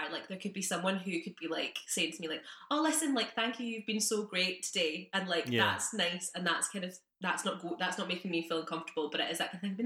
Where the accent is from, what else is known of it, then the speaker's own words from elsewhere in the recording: United Kingdom; being British